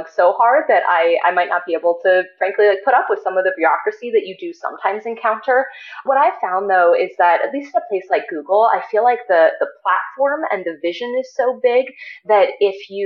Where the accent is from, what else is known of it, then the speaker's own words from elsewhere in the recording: Ohio, United States; also born or lived in San Francisco Bay Area; now in Boulder, United States; I'm originally from Ohio, but I started going to summer camp out here when I was 3 years old